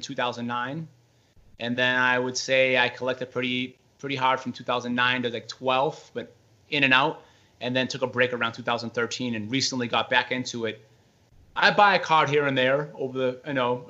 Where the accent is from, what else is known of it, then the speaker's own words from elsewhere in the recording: Brockton, Massachusetts, United States; I was born and raised in Brockton, Massachusetts